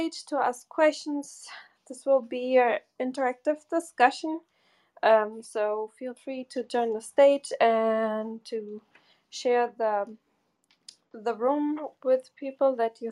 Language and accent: English; Bochum, North Rhine-Westphalia, Germany; moved away; I grew up in Bochum